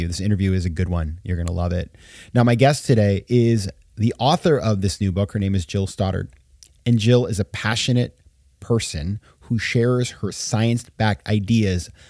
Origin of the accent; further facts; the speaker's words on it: Sanford, Maine, United States; moved away; my hometown in Maine, Sanford, Maine, 20,000 people